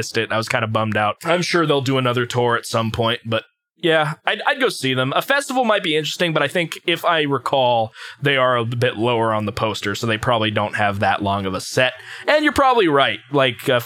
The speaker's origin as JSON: {"language": "English", "country": "United States", "said": "We're American"}